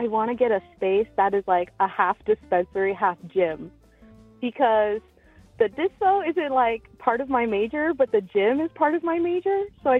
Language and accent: English; Seattle, Washington, United States; now in Salt Lake City, United States; I'm living in Salt Lake City right now. I'm from Seattle, and I'm about to graduate college.